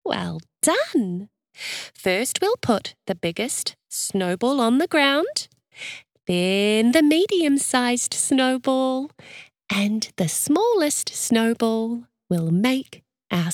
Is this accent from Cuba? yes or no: no; Christchurch, Canterbury, New Zealand; now in Melbourne, Australia; Do you know that you live where I grew up? I'm from Christchurch too, but now I live in Melbourne, Australia.